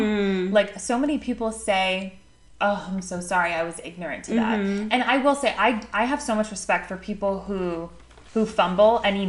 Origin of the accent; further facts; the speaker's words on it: South Florida, United States; also born or lived in Syracuse; I grew up in South Florida.